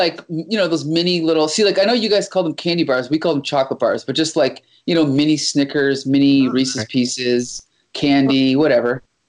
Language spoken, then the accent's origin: English; Windsor, Ontario, Canada; in my hometown, there's 200,000 people. When I was a teenager, we counted. We had 50 Tim Hortons, okay? So I can only assume that we've got twice as many now. I don't know. But there's one street in Windsor, there's literally 5 Tim Hortons on it.